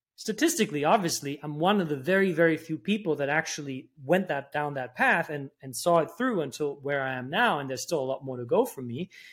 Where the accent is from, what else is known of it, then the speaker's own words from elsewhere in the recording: Germany; moved away; also born or lived in New York; I grew up in Germany